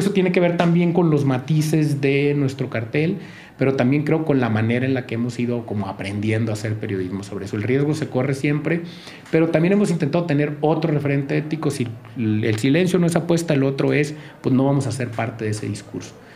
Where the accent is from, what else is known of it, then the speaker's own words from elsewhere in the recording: Sinaloa coast, Mexico; moved away as an adult; also born or lived in Guamúchil / Culiacán; Yo nada más nací allí, pero crecí en la costa sinaloense y luego hice la, la prepa en Culiacán